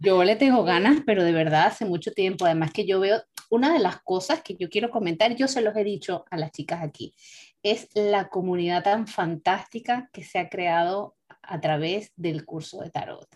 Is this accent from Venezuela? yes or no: yes; Venezuela; now in Europe; nuestros orígenes son de, de, Venezuela, nosotros somos venezolanas las tres